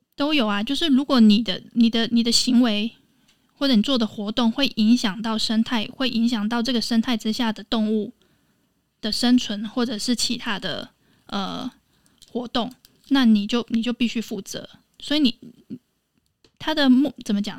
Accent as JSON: {"language": "Chinese", "country": "Taiwan", "said": "我来自台湾"}